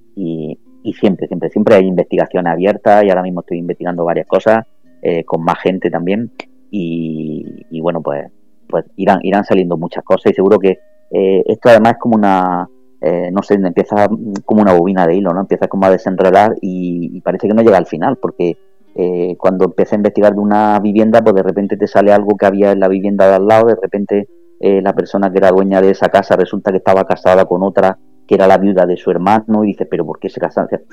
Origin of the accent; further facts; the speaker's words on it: Almería, Andalusia, Spain; yo no soy de nadie, yo soy de Almería